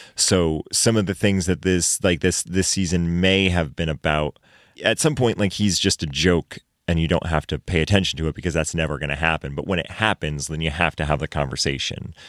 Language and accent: English; Maine, United States; also born or lived in Chicago; now in Los Angeles, United States; I grew up in Maine